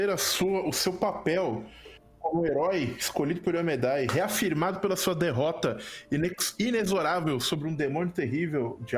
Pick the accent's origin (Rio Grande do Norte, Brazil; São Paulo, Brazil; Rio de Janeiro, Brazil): São Paulo, Brazil; eu sou uma pessoa paulista